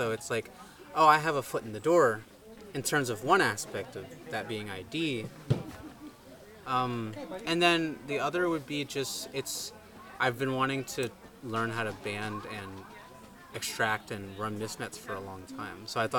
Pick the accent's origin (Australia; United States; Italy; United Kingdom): United States; I'm from the States and I don't travel a lot